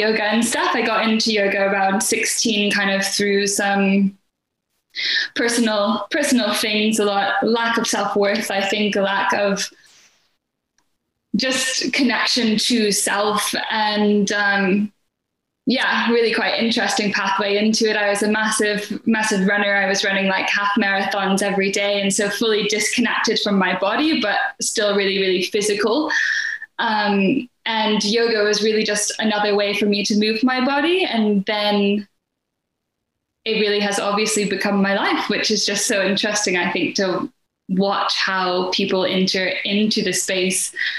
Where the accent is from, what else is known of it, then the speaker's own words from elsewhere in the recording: United States; now in United Kingdom; I'm currently based in North Wales, nestled between the ocean and the mountains. That's quite magical. But I'm originally from the States by way of 1,000 different countries, really.